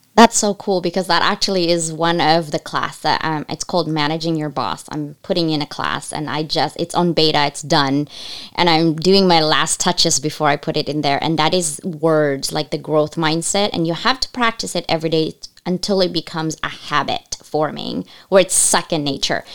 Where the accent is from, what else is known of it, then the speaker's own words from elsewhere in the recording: United States; English is a second language; also born or lived in Asia; I couldn't speak English when I came to this country